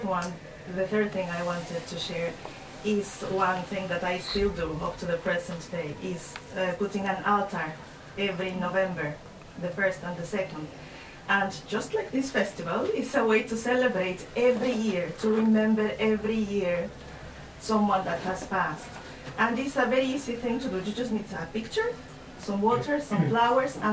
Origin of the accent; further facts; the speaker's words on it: Mexico; moved away; I'm from Mexico, so I grew up in the culture that you're talking about